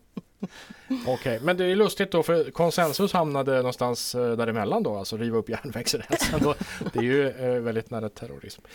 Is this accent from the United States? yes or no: no; Sweden; now in Åland, Finland; jag som rikssvensk